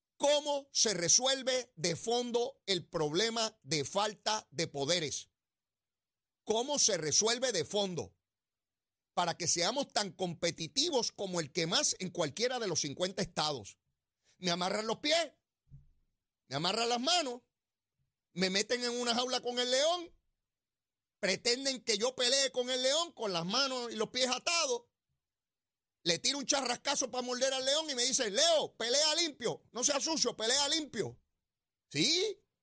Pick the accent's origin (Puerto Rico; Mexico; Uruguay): Puerto Rico; Somos boricua